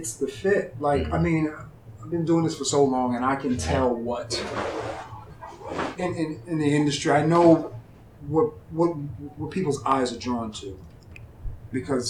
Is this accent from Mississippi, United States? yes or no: no; New York City, New York, United States; now in Charlotte, United States; Growing up in New York